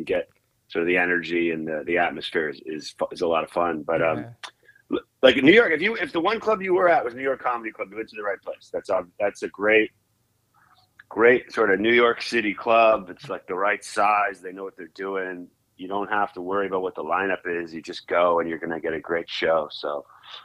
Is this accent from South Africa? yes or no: no; Toronto, Ontario, Canada; moved away as an adult; also born or lived in Calgary, Alberta; now in United States; I grew up in Canada, and I guess more specifically, I was born and went to high school in Toronto. But between that, like when I was little, we moved to Western Canada for a few years there. So I spent a little time in Calgary, Alberta